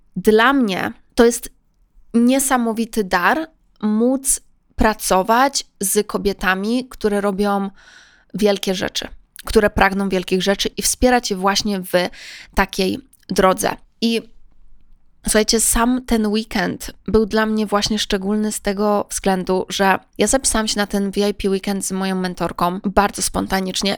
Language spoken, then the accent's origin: Polish; Poland; byłam ja z Polski